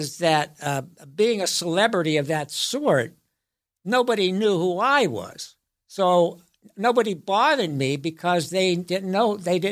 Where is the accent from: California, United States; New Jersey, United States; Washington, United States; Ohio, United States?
Ohio, United States; Youngstown; moved away as an adult; also born or lived in New York; I'm from Youngstown, Ohio, and I started out at the Youngstown Playhouse